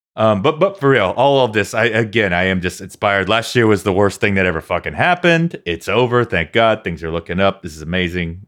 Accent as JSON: {"language": "English", "country": "United States", "tie": "born or raised there", "said": "I grew up here in America"}